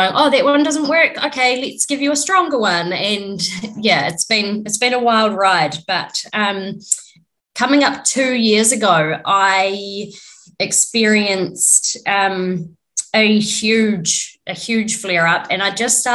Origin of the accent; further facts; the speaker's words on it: New Zealand; I'm from New Zealand, lived here my whole life.